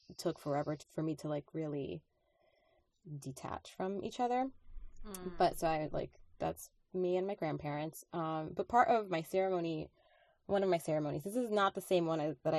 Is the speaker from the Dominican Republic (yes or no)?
yes; Dominican Republic; English is a second language; moved away; I was born in the Dominican Republic